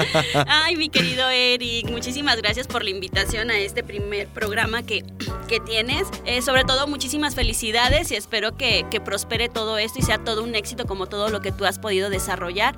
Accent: Álamo Temapache, Veracruz, Mexico; moved away as an adult; now in Xalapa, Mexico; Soy originaria de Álamo Temapache, que es una pequeña ciudad al norte del estado de Veracruz

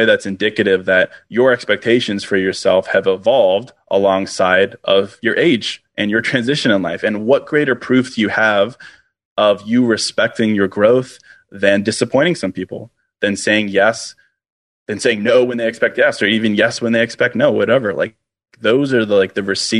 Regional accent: Virginia, United States; now in Chicago, United States; I grew up in Virginia

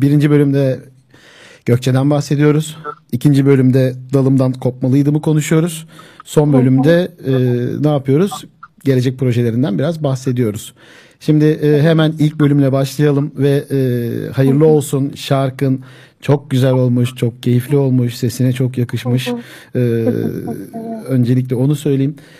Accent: Zeytinliova, Akhisar, Manisa, Turkey; Ya ben dedim Zeytinli Ovalıyım.

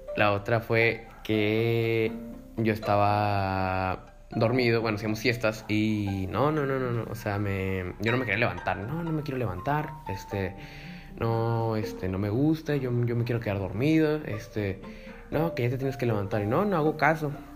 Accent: Tijuana, Baja California, Mexico; also born or lived in Mexico City; cuando me regresé a Tijuana, pues eh, en cuarto de primaria, de cuarto a sexto de primaria

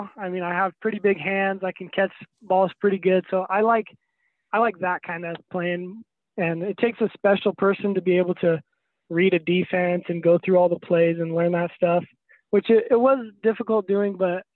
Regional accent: Prosser, Washington, United States; growing up in Prosser

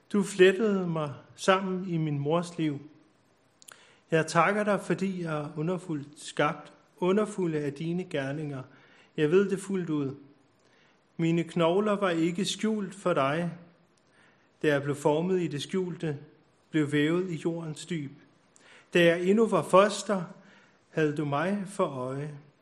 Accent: Copenhagen, Capital Region of Denmark, Denmark; now in Bornholm, Denmark; jeg er født på Nørrebro

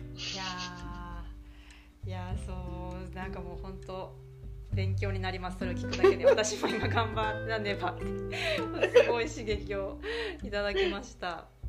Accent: Japan; 私も日本で育って

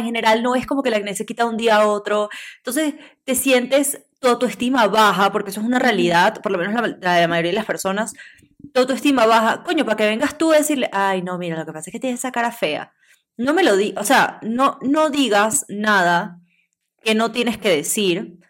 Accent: Venezuela; Nosotros somos de Venezuela

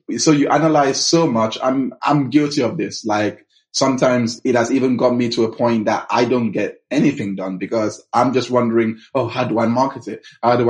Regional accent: London, United Kingdom; Then we moved to the UK when I was 11. We grew up in London, West London, Mackillingdon area.

